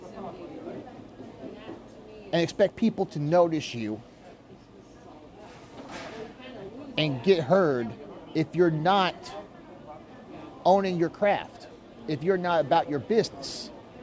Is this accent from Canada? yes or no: no; Kansas City, United States; also born or lived in Wichita, Kansas; I live here in Kansas City. This is my hometown.